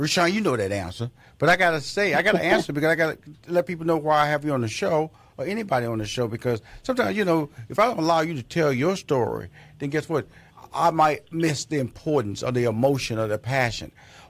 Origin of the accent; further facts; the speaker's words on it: Houston, Texas, United States; I grew up, wasn't like that. I grew up in Fifth Ward. I got on the bus.